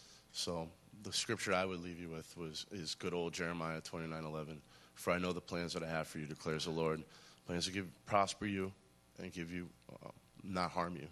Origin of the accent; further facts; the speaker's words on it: Massachusetts, United States; also born or lived in Scotland; I'm 34 years old. I'm from Western Massachusetts. Where I was born in Scotland. My father was in the Navy. Came back to the United States when I was around two.